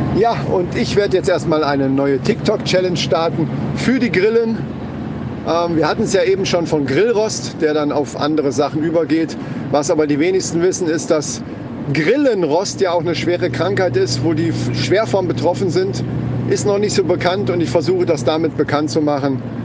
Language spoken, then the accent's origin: German; Germany; bei uns in Deutschland